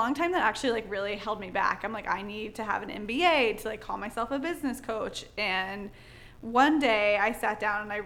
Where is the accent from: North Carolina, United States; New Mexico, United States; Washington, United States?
North Carolina, United States; now in Charleston, United States; I grew up in North Carolina